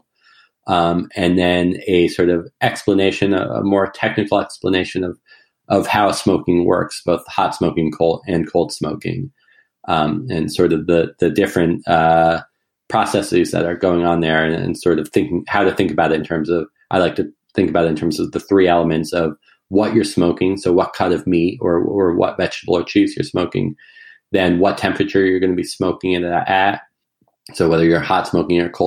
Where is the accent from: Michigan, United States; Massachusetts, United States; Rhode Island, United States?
Massachusetts, United States; rural; my hometown in rural Massachusetts with me. And so we moved into my grandmother's house, old colonial farmhouse from the 1700s. And we had a lot of land. It's right next to my parents' house, right next to where I grew up.